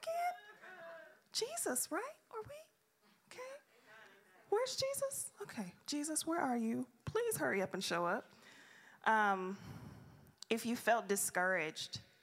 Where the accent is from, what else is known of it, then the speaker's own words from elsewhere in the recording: Detroit, Michigan, United States; moved away; I'm from Detroit